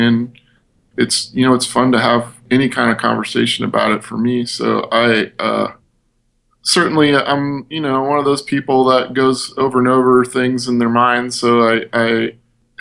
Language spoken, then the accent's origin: English; Midwest, United States; we're from the Midwest